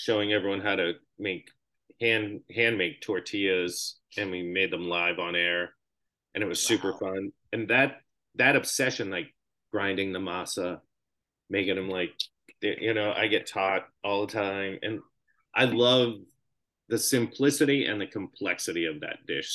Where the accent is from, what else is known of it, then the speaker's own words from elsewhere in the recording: Boston, Massachusetts, United States; moved away as an adult; also born or lived in Los Angeles; I grew up in Boston.